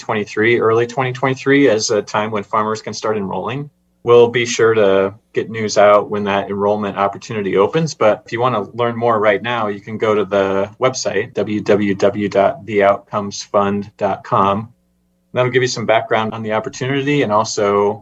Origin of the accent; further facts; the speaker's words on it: Midwest, United States; I'm a Midwesterner